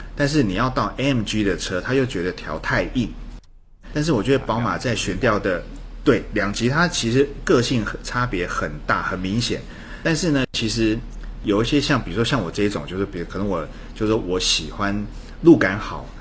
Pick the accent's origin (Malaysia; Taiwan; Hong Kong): Taiwan; 我们叫 look， 在台湾叫 look